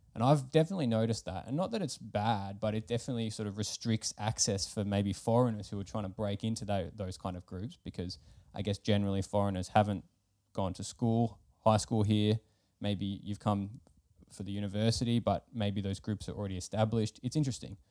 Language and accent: English; Melbourne, Victoria, Australia; now in Finland; I'm from Australia